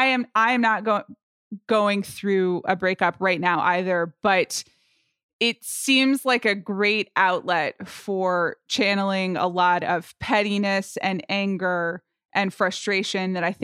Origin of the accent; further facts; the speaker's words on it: Atlanta, Georgia, United States; I grew up in Atlanta, Georgia, and had a real connection to the …' early albums when I was